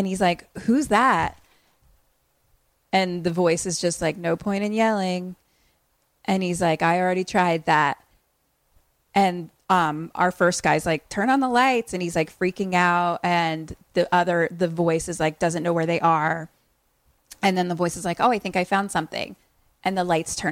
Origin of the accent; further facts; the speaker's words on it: United States; we're actually American